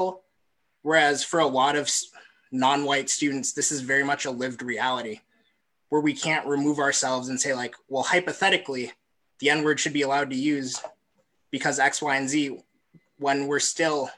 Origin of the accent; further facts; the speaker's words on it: Bloomington, United States; I'm from Bloomington